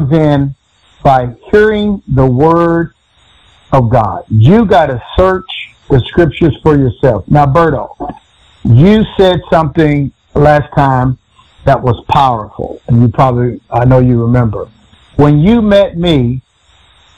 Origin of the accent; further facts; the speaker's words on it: Texas, United States; I was from Texas